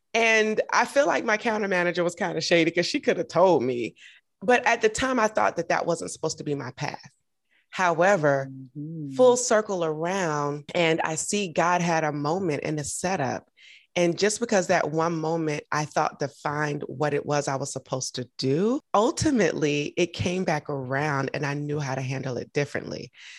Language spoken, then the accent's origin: English; Augusta, Georgia, United States; also born or lived in Atlanta; I'm from Augusta, Georgia. We don't have a Nordstrom's.